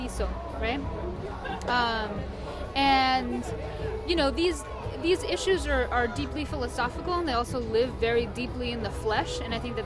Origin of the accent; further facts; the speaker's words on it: Asunción, Paraguay; I was born in Paraguay, in Asunción, Paraguay, in the early 80s